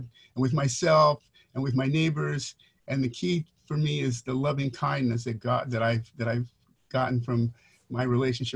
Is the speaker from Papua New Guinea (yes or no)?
no; Guam; also born or lived in Mount Clemens, Michigan / Saipan / Hawaii; now in Los Angeles, United States; moved to Guam when I was 4. So I was raised in Guam and Saipan.